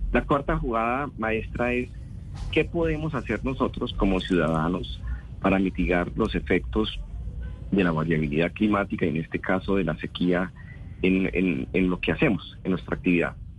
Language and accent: Spanish; Colombia